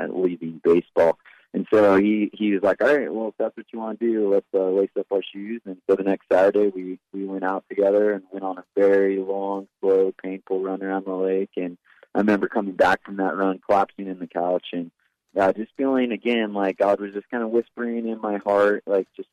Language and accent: English; Big Bear Lake, California, United States; I grew up in Big Bear Lake in Southern California